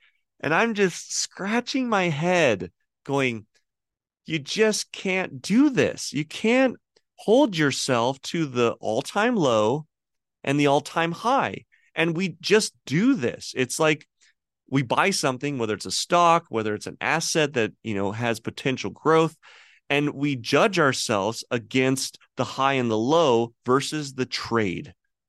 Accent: California, United States; It was the house that I grew up in California.

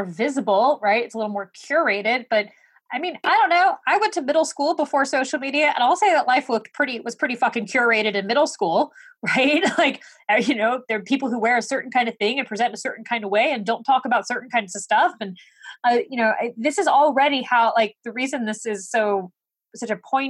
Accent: New York, United States; I'm from New York.

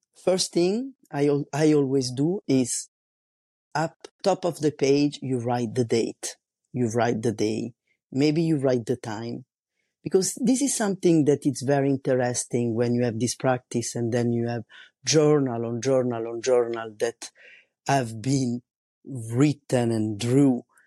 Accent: Italy; English is a second language; moved away as an adult; now in France; I'm an Italian. living in France, and I've been living here for more than twenty years

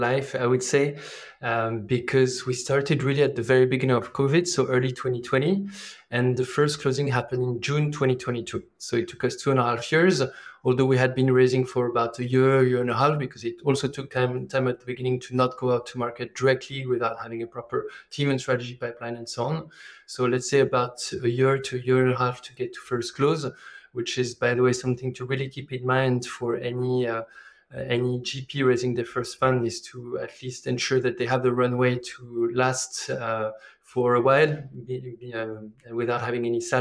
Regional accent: France; accent: French; English is a second language; moved away as an adult; also born or lived in emerging markets / Africa; I am originally from France, as you can hear from the accent.

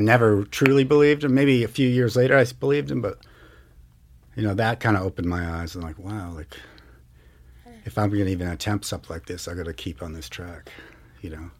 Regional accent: Marblehead, Massachusetts, United States; now in Missoula, United States; I grew up in Marblehead, Massachusetts, about a half hour north of Boston

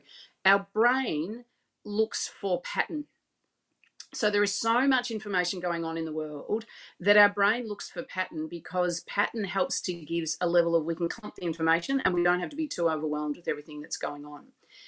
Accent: Australia; so I obviously my accent shows that I'm from Australia. I live in Melbourne

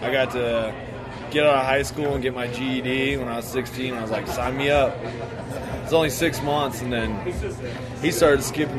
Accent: Lake Charles, Louisiana, United States; moved away as an adult; also born or lived in Nashville; now in Denver, United States; we grew up in Lake Charles, Louisiana.

